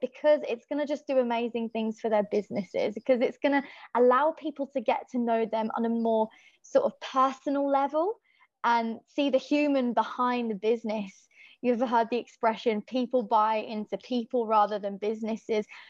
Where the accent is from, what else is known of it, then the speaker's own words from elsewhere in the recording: Birmingham, West Midlands, United Kingdom; accent: Irish; also born or lived in Donegal, Ireland; I'm from Birmingham, England, but I would call home Ireland, Donegal, because that's where all of my family are from and that's where i spent every summer as a child